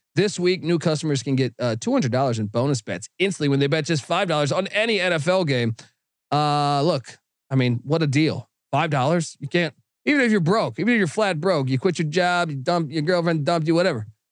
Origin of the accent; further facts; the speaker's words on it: Washington, District of Columbia, United States; I'm from Washington, D C